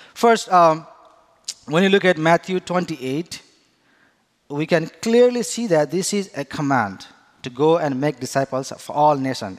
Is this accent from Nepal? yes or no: yes; Nepal; now in Grand Rapids, United States; I am from Nepal